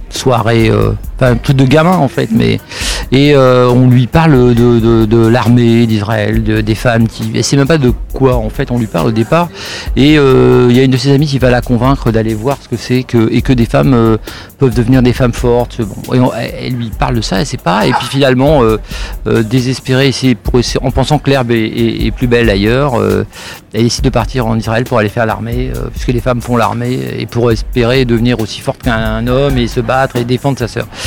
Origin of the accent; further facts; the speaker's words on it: Sarcelles, Île-de-France, France; je, viens euh, d'une cité d'ailleurs enfin je viens de Sarcelles qui est pas non plus euh, l'endroit c'est la banlieue parisienne